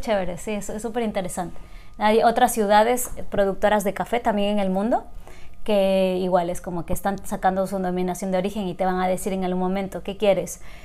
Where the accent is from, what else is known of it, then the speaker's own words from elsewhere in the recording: Loja, Ecuador; moved away as an adult; also born or lived in Guayaquil; yo nací y crecí en Loja hasta el colegio.